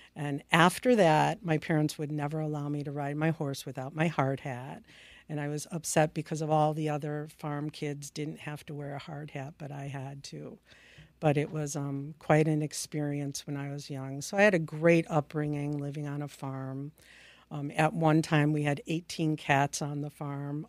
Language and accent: English; Palos Park, Illinois, United States; also born or lived in Upstate New York; Illinois is my home state. I, um, grew up and graduated from high school in Palis Park, Illinois